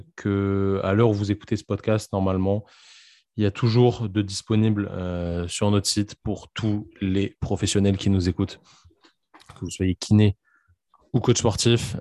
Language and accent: French; France; on est français